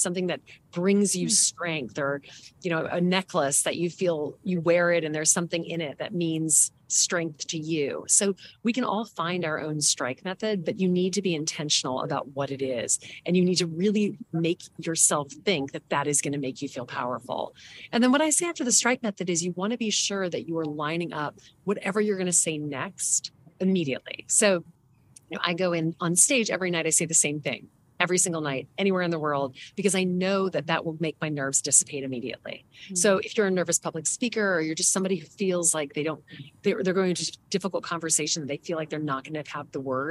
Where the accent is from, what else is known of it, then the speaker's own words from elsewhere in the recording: the South, United States; now in New York, United States; I grew up in the South